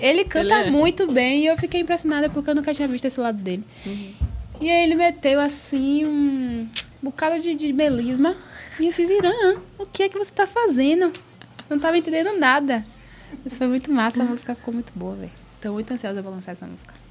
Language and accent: Portuguese; Salvador, Bahia, Brazil; moved away as an adult; Eu era de Salvador, sempre fui de Salvador, nasci e fui criada em Salvador